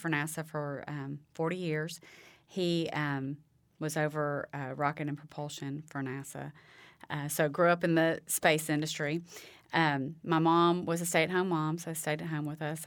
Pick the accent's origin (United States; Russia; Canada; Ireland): United States; Huntsville, Alabama; also born or lived in Auburn, Alabama; now in Cullman, United States; I grew up in Huntsville, um, born and raised in Huntsville all of my life